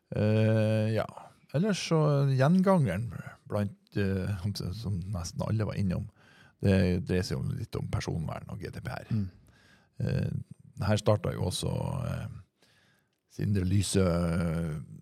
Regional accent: near Trondheim, Trøndelag, Norway; accent: Trønder; moved away; det her foregikk i Trondheim byen. Mm. Ja, det var ikke så langt unna hjemplassen min

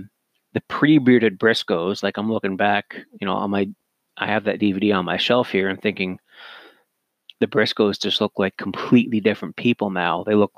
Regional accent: Cannington, Ontario, Canada; my hometown-ish of Toronto. I say ish because nobody's ever heard of Cannington, Ontario, where I'm originally from. So I just say Toronto.

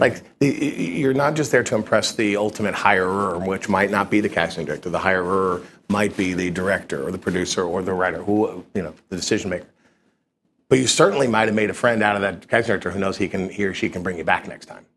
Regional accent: Kentucky, United States; moved away as an adult; now in New York, United States; I grew up in Kentucky but I, I came up here to do my internship

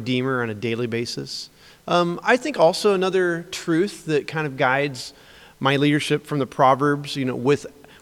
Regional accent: Springfield, Illinois, United States; I grew up in Springfield, Illinois in a Christian home

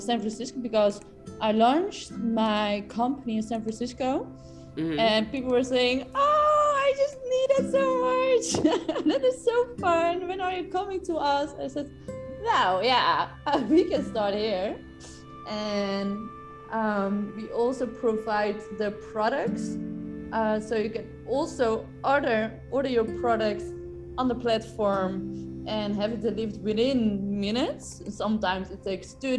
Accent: Netherlands; moved away as an adult; now in Spain; I'm from the Netherlands, but living now in Spain since a few months.

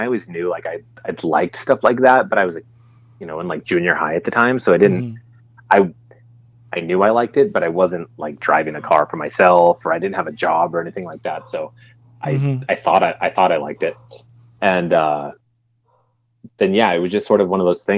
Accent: Lancaster, California, United States; I grew up in Lancaster, California, which, if you don't know, is about 20 minutes away from Willow Springs

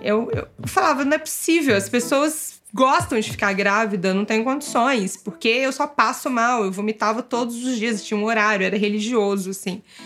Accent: Belo Horizonte, Minas Gerais, Brazil; moved away as an adult; also born or lived in São Paulo; a gente resolveu vir para Belo Horizonte passar a pandemia aqui, com a nossa família, porque somos de BH.

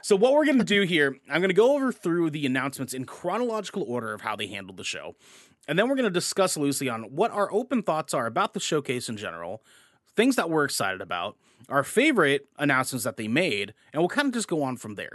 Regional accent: Portland, Oregon, United States; we're from Portland. We, we live here in Portland

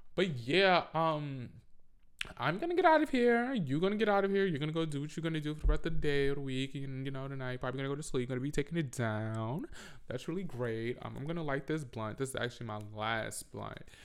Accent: New York, United States; I'm from New York

